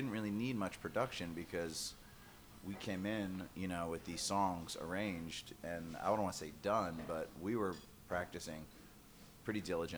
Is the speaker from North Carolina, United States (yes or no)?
no; Georgia, United States; We're from Georgia.